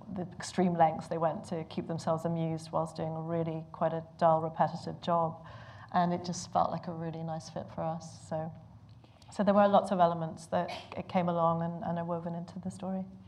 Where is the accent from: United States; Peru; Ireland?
Ireland; now in London, United Kingdom; I'm Irish, but I've lived in London for a long time